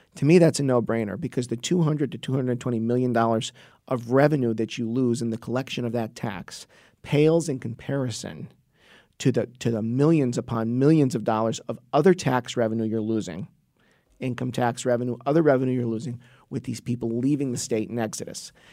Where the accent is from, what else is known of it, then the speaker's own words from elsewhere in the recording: Trumbull, Connecticut, United States; my hometown of Trumbull, Connecticut.